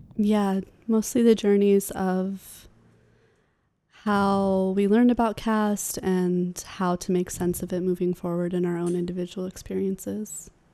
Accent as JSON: {"language": "English", "town": "Sacramento", "region": "California", "country": "United States", "tie": "born or raised there", "said": "I grew up in Sacramento, in California"}